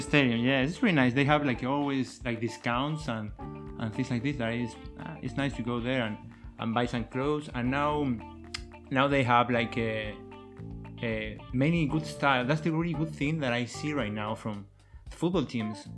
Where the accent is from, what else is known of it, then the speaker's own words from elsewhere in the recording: Argentina; English is a second language; moved away as an adult; also born or lived in Dresden, Germany; now in Germany; I am from Argentina